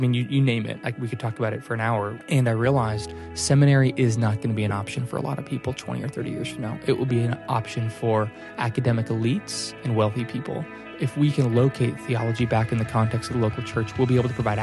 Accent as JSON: {"language": "English", "town": "Littleton", "region": "Colorado", "country": "United States", "tie": "born or raised there", "moved": "yes", "lives_now": "Flower Mound, United States", "said": "I grew up in Littleton, Colorado to a wonderful family"}